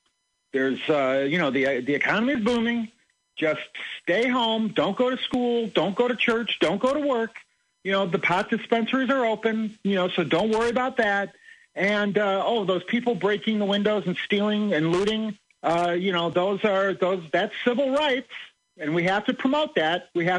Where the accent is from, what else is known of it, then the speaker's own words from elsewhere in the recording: Chicago, Illinois, United States; I was born and raised in Chicago